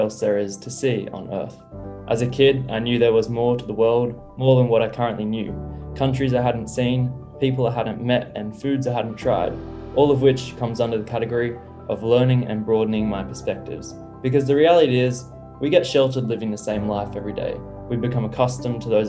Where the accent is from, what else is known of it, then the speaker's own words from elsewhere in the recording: Sydney, New South Wales, Australia; growing up in Sydney and growing up in Australia, my whole life